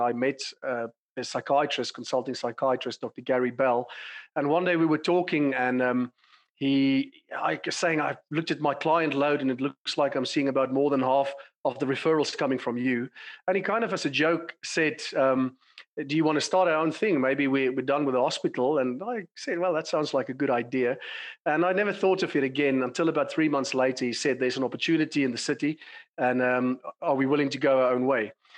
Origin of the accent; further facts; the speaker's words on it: South Africa; moved away as an adult; also born or lived in London, United Kingdom; as you can tell from my accent, I've been born and bred in South Africa